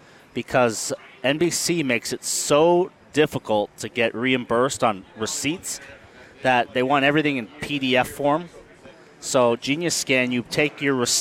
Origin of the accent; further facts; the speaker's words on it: Toronto, Ontario, Canada; I was born in North York, which is a suburb of Toronto